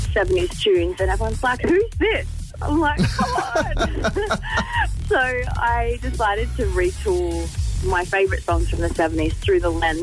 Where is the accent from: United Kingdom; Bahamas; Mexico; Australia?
Australia; Central Coast, New South Wales; growing up on the Central Coast